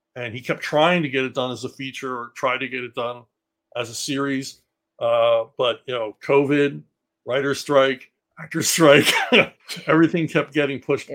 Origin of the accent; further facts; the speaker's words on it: Philadelphia, Pennsylvania, United States; I grew up in Philly